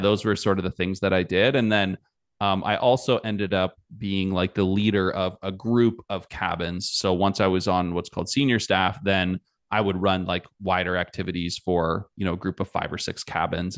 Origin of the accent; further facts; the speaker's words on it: Canada; I'm Canadian